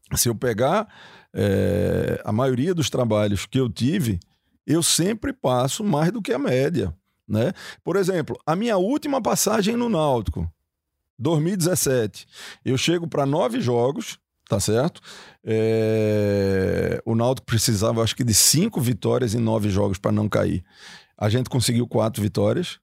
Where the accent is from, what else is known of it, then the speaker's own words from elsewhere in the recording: Pernambuco, Brazil; eu sou pernambucano